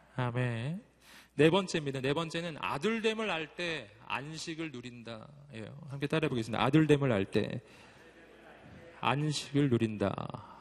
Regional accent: Daegu, South Korea; moved away as an adult; 전 대구가 고향이고 거기서 꽤 오래 살았었어요

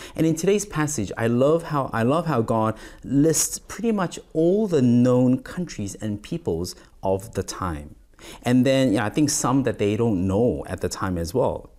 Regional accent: South Korea; moved away as an adult; also born or lived in Malaysia / Singapore / Australia; I was and am more exposed to the nations in Korea, in my home country in Asia

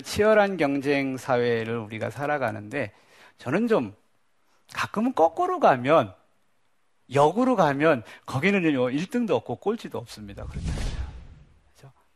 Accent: Daejeon, South Korea; 저 대전 촌놈이거든요.

